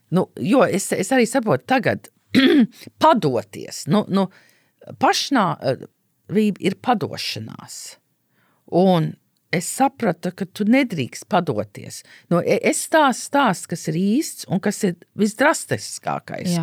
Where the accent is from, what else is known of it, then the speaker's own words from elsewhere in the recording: United States; moved away; es uzaugu Amerikā